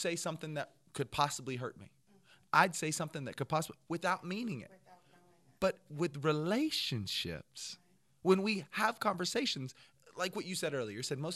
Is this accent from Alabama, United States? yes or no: yes; North Alabama, United States; I'm from North Alabama